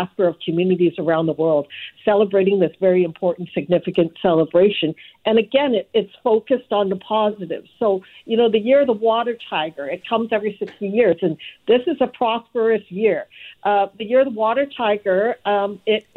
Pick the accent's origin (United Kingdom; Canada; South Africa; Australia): Canada; Vancouver, British Columbia; growing up in Southeast Vancouver